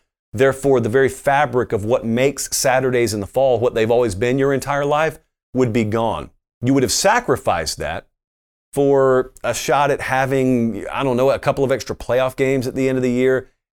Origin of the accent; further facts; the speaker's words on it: Southern United States, United States; But I grew up in the South, and so everybody spoke English to varying degrees and college football fluently.